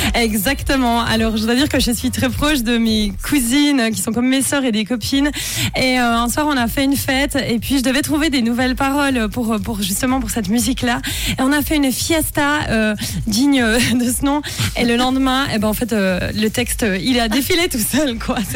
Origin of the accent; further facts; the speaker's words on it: Bonfol, Jura, Switzerland; moved away; also born or lived in Moutier; Je suis originaire de Bonfol, qui est dans le Jura, mais je suis né à Moutier